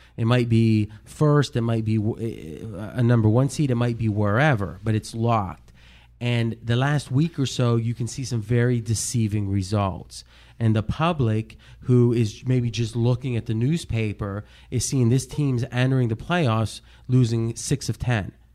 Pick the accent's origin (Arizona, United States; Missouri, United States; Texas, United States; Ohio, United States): Ohio, United States; growing up in Ohio